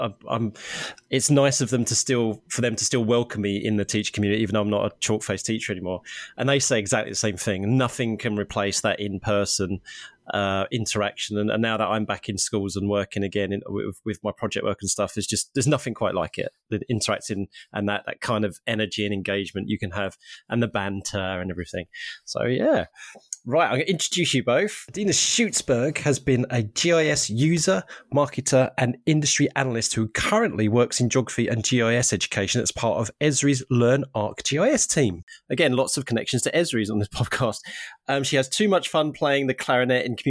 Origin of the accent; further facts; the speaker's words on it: Harlow, East of England, United Kingdom; now in Norwich, United Kingdom; from my hometown of Harlow in Essex, which is just outside of London